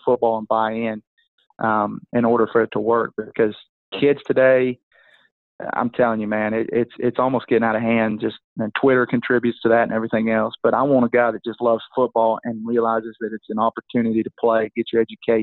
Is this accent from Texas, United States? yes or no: yes; Tyler, Texas, United States; my hometown, Tyler, Texas